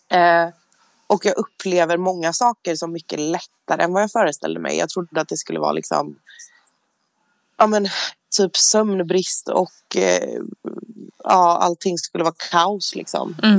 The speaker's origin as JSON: {"language": "Swedish", "town": "Jönköping", "region": "Jönköping County", "country": "Sweden", "moved": "yes", "said": "jag är hemma i Jönköping"}